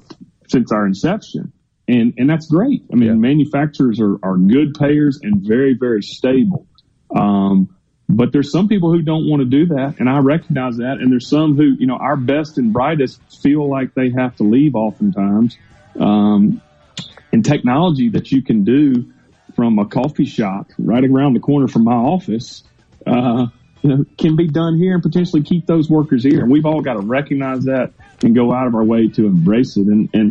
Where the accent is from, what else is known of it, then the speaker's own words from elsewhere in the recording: Mississippi, United States; born and raised in Mississippi, and, you know, through and through Mississippi, want to see us do well.